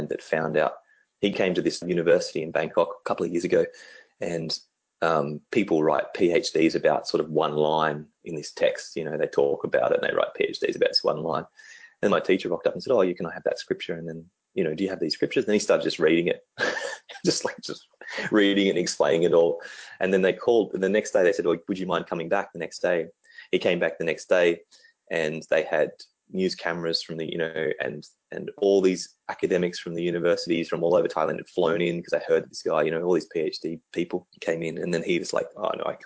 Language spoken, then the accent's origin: English; Canberra, Australian Capital Territory, Australia; my hometown where I grew up, which is in Canberra